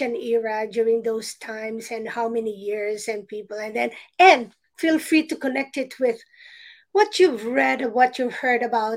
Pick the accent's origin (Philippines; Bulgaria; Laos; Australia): Philippines; I remember growing up in the Philippines